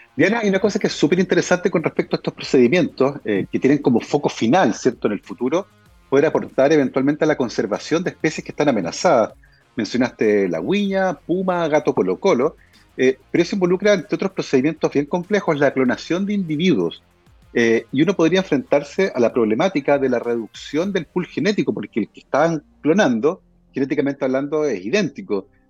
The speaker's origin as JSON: {"language": "Spanish", "town": "Concepción", "region": "Biobío", "country": "Chile"}